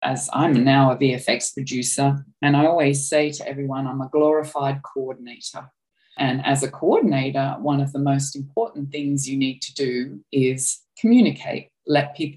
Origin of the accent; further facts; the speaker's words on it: Australia; accent: Australian; moved away as an adult; I'm Australian, as you can probably tell from my accent